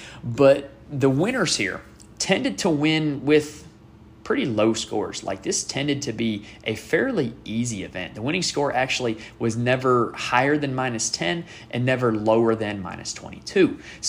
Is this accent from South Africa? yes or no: no; Greensboro, North Carolina, United States; I am from Greensboro.